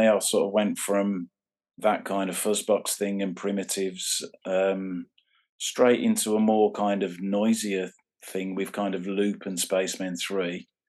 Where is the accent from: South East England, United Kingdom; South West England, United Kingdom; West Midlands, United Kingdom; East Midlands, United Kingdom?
West Midlands, United Kingdom; Birmingham; I grew up in a place called Warstock, which is it's like a suburb of Birmingham.